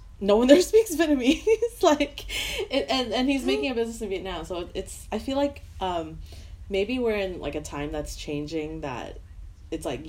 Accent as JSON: {"language": "English", "town": "Vancouver", "region": "British Columbia", "country": "Canada"}